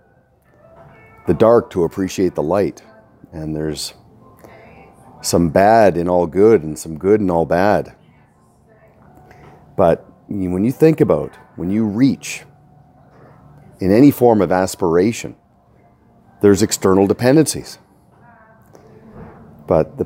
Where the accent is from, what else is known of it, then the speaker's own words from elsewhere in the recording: Canada; Feeling right at home as a Canadian